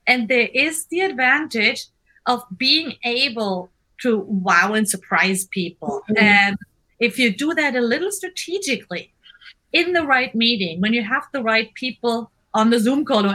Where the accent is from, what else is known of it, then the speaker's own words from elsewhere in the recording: Germany; English is a second language; now in Seattle, United States; I'm German.